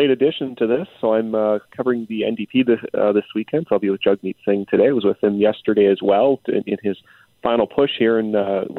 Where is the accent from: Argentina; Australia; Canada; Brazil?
Canada; Alberta; I'm from Alberta, so obviously the issues there are different than they are here.